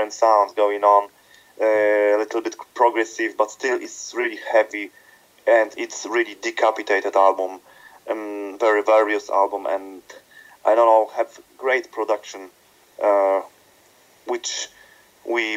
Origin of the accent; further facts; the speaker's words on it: Krakow, Lesser Poland, Poland; spending time in my hometown Krakow here in Poland